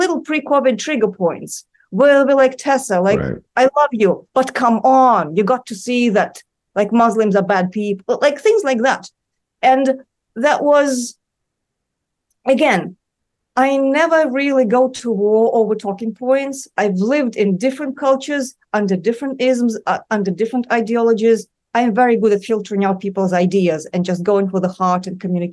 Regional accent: Moscow, Russia; now in New York City, United States; I grew up in Moscow

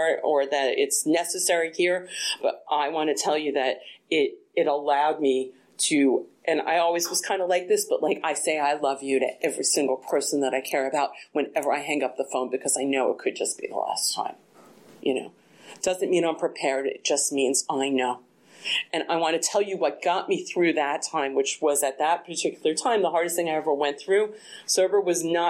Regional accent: East Coast, United States; moved away; I'm from the East Coast

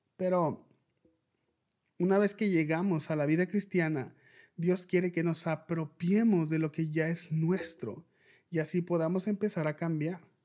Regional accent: Mexicali, Baja California, Mexico; Yo soy de Mexicali, México

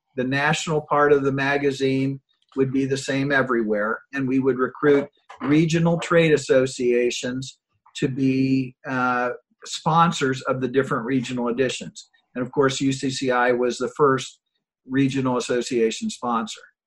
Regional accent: Granville, Ohio, United States; I started a small company in uh, in my hometown of Granville, Ohio

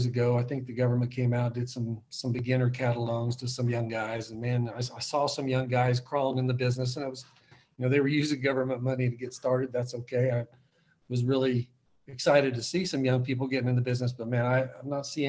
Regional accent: Oakley, Kansas, United States; I grew up in Northwest Kansas, and I'm still in Northwest Kansas

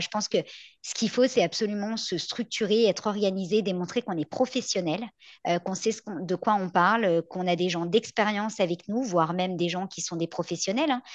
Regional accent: France; now in Quebec, Canada; je viens de France

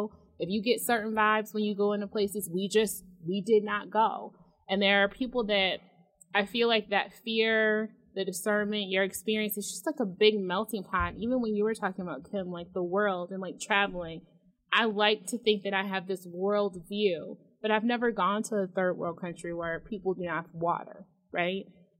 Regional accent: Detroit, Michigan, United States; moved away; I'm from Detroit. I was raised in Detroit. I also moved from Detroit. I also traveled to other places from Detroit.

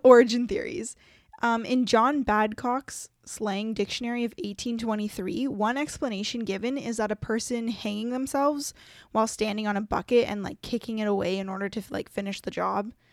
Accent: Canada; us as Canadians

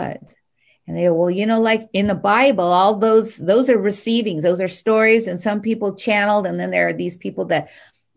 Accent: Hawaii, United States; I grew up in Hawaii

